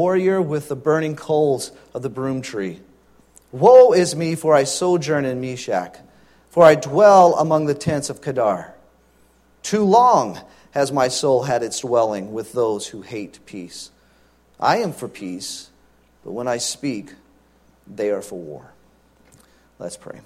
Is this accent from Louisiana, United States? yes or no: yes; Louisiana, United States; Growing up in Louisiana, we got our driver's license at 15